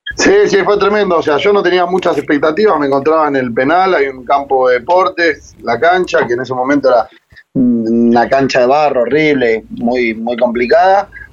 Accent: San Martín, Buenos Aires Province, Argentina; me crié en Villa Maipú, San Martín, barrio en el que prácticamente nací, me crié y aún sigo viviendo.

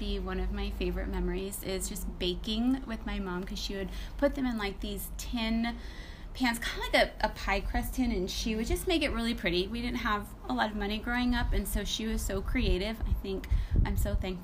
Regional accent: Burbank, California, United States; now in Castaic, United States; raised in the city of Burbank. I moved to Castaic in the year 2000

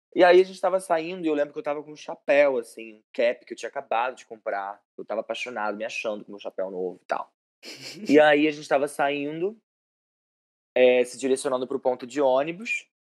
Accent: Macaé, Rio de Janeiro, Brazil; eu sou de Macaé

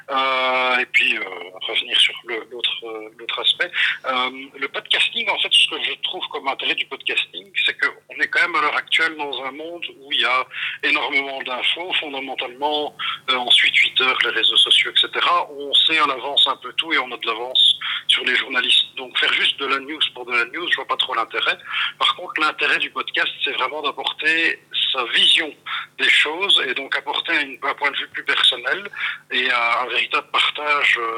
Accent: Brussels, Belgium; Je suis bruxellois d'origine, mais ça vous m'avez perdu.

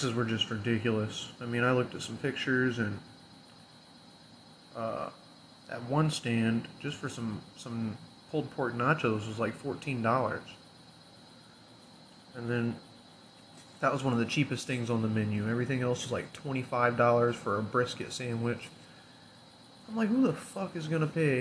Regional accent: Illinois, United States; here in my hometown, in Illinois

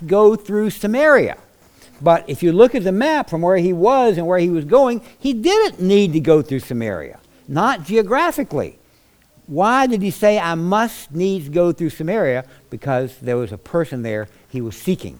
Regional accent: South Louisiana, United States; I come from South Louisiana where there's such a high Catholic population

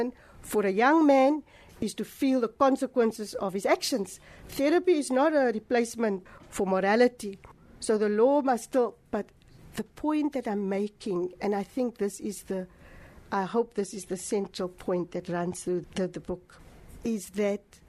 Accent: Cape Town, Western Cape, South Africa; this is now in Hanover Park where I grew up on the Cape Flats.

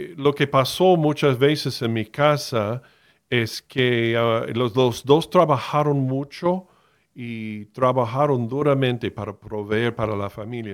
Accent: Miami, Florida, United States; moved away as an adult; Yo fui criado en Miami, nací en Miami, de la Florida, en el estado de Florida, en los Estados Unidos, hasta los 18 años

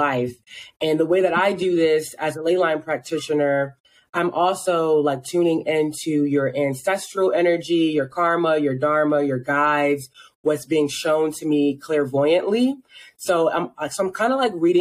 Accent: Philadelphia, Pennsylvania, United States; moved away as an adult; also born or lived in Baltimore, Maryland; now in Tucson, United States; I'm originally from Philadelphia

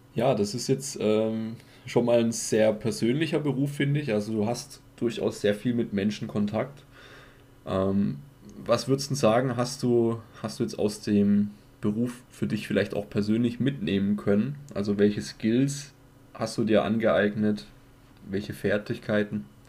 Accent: Germany; bei uns in Deutschland

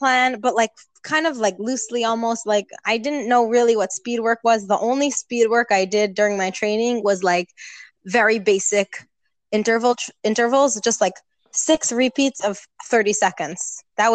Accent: New Jersey, United States; moved away as an adult; now in Israel; I grew up in New Jersey, and I went to high school actually in the city. I currently live in Israel

